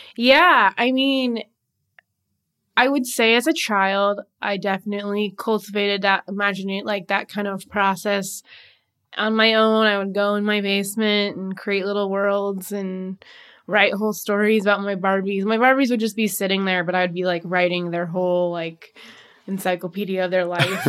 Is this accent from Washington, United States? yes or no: yes; Seattle, Washington, United States; moved away as an adult; now in Portland, United States; moved to Portland from Seattle, that, which was my hometown